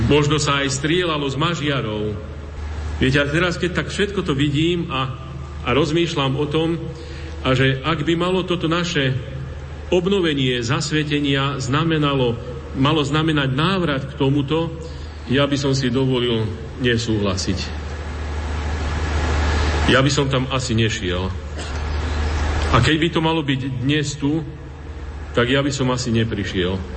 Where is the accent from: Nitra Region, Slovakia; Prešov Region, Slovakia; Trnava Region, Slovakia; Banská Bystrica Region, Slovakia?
Banská Bystrica Region, Slovakia; moved away as an adult; now in Reykjavík, Iceland; pochádzam z Bansko-Bistrickej a Staré hory dôverne poznám.